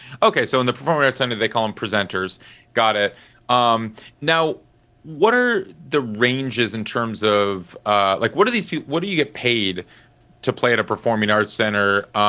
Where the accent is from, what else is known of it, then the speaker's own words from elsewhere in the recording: Madison, Wisconsin, United States; I grew up in Madison, Wisconsin